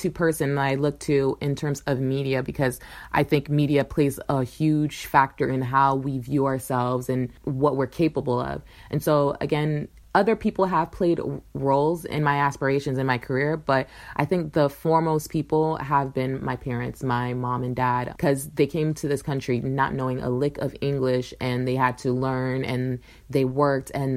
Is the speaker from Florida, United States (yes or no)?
yes; Pembroke Pines, Florida, United States; I grew up in South Florida in a little suburb, Pembroke Pines, in between Fort Lauderdale and Miami